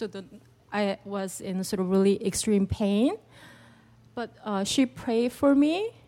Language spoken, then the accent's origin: English; Long Beach, California, United States; Long Beach.